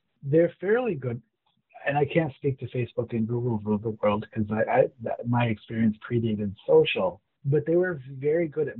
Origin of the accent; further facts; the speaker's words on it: Corvallis, Oregon, United States; born there; Actually, I was born out in Oregon. I don't know if you knew that.